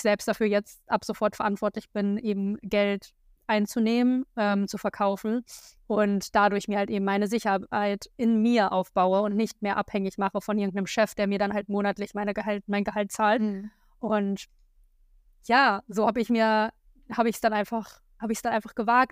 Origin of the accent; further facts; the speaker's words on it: a small village near Hanover, Lower Saxony, Germany; moved away as an adult; also born or lived in Berlin; wieder in meinem alten Kinderzimmer unterwegs. Ähm, das ist in der Nähe von Hannover, auf einem ganz kleinen Dorf. Da komme ich ursprünglich her